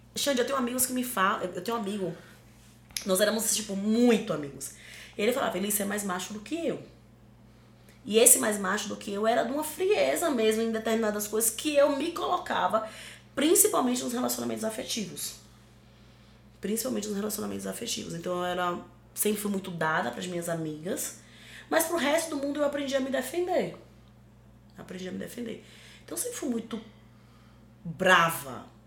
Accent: Northeast Region, Brazil; Sou uma mulher negra, sou uma mulher nordestina

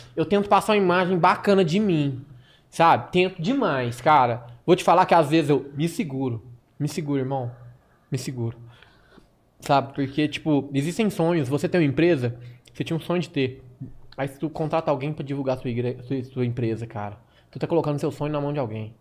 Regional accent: Araguari, Minas Gerais, Brazil; also born or lived in Uberlândia / Pará / Patrocínio; Nascido e criado em Araguari.

